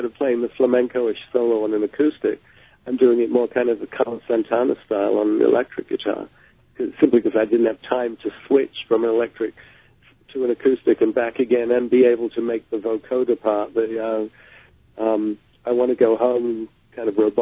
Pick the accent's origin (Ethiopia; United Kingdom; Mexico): United Kingdom; London; growing up in London